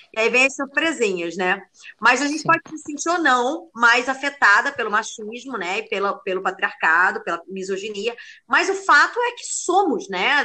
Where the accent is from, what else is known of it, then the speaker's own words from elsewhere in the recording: Rio de Janeiro, Brazil; moved away as an adult; now in Málaga, Spain; eu sou carioca também, da Lapa, bairro de Fátima ali.